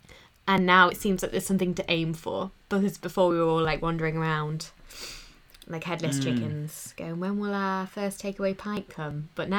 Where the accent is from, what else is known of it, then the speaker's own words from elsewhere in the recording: Nottinghamshire, East Midlands, United Kingdom; moved away as an adult; also born or lived in East London; now in London, United Kingdom; And I'm originally from Nottinghamshire, but now I live in East London.